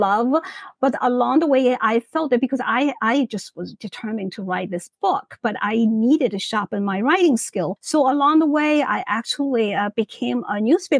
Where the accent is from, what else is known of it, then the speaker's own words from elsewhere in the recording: Shanghai, China; moved away as an adult; now in United States; my own life in China